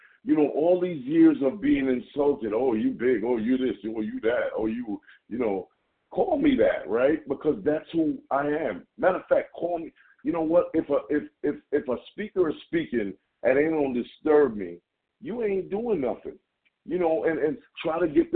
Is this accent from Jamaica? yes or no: yes; Jamaica; accent: Jamaican; my Jamaican accent